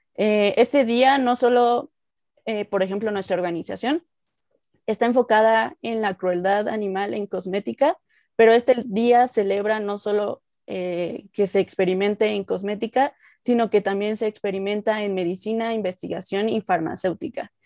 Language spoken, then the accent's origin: Spanish; Mexico; soy mexicana, estoy vivo aquí en la Ciudad de México, en México